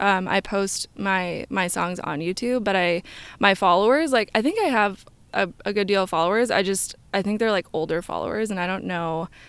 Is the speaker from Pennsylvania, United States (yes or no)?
no; Lake Oswego, Oregon, United States; also born or lived in New York; I grew up in Lake Oswego, a little town outside of Portland, and I was there up until I went to college in New York.